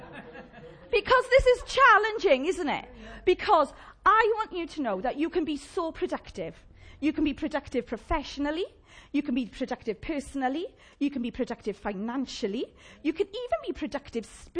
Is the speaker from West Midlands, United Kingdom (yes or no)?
no; Llanelli, Wales, United Kingdom; accent: Llanelli; my Llanelli accent